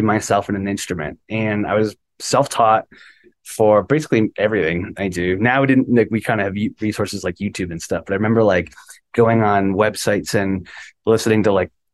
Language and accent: English; Westlake, Ohio, United States; we grew up in Westlake, Ohio